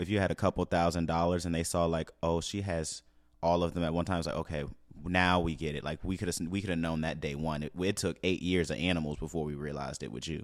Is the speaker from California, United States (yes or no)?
no; St. Louis, Missouri, United States; I'm from Saint Louis